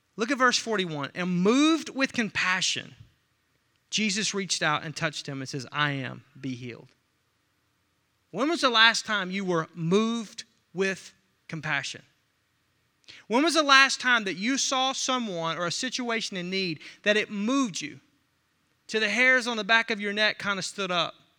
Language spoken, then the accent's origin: English; Arkansas, United States; I'm from Arkansas